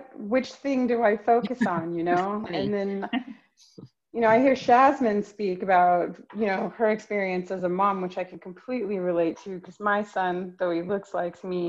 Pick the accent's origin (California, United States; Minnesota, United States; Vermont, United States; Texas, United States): California, United States; Los Angeles; moved away as an adult; also born or lived in Marseille, France; now in Geneva, Switzerland; I'm from the Valley, from like Los Angeles